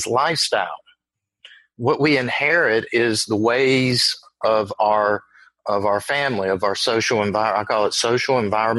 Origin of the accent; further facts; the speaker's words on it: Virginia, United States; accent: Southern; also born or lived in North Carolina / South Carolina; I grew up in the South, in Virginia